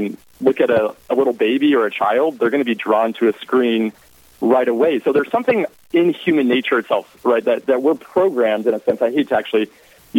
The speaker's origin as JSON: {"language": "English", "region": "Southwest Colorado", "country": "United States", "tie": "born or raised there", "also_born_or_lived": "Florida", "moved": "as an adult", "lives_now": "Texas, United States", "said": "So I'm originally from Southwest Colorado."}